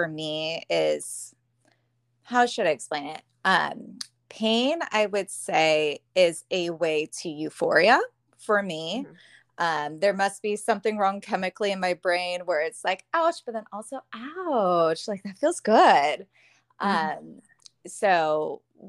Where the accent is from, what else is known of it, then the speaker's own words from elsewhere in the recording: right outside of the Bay Area, California, United States; now in Sacramento, United States; I grew up in California, right outside of the Bay Area, and I moved to Sacramento